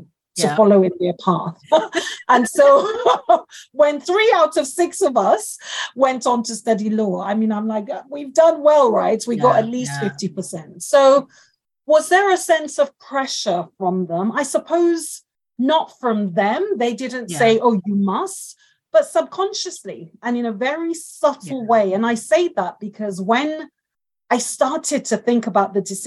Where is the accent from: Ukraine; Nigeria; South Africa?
Nigeria; now in United Kingdom; I grew up in Nigeria with them